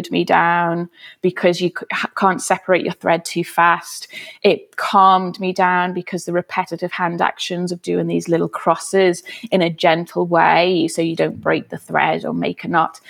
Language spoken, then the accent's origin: English; Liverpool, North West England, United Kingdom; I am a Scouser. I grew up in West Everton in Liverpool